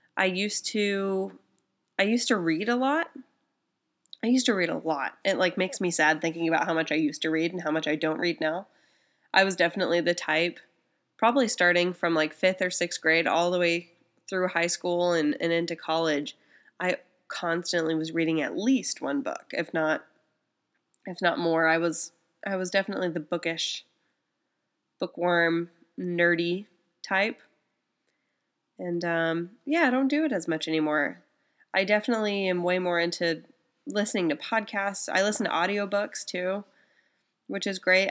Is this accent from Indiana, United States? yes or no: yes; small town Indiana, United States; I'm from Indiana. Um, from small town Indiana